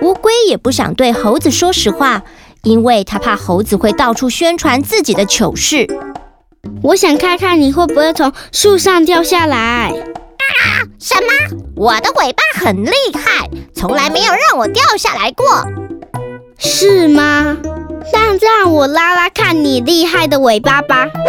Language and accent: Chinese; Kaohsiung, Taiwan; 我来自高雄市，我今年要读小一了